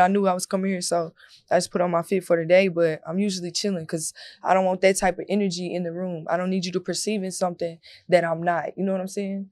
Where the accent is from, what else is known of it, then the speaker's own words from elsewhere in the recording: Corsicana, Texas, United States; moved away; I'm from Corsicana, so that's the country.